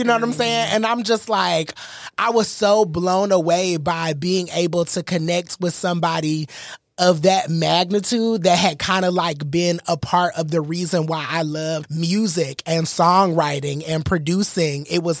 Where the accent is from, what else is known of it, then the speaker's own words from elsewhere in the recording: Atlanta, Georgia, United States; we're from Atlanta.